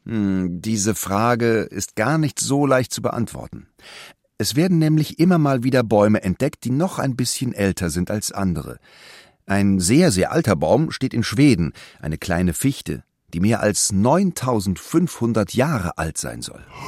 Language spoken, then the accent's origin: German; Germany; Bei uns in Deutschland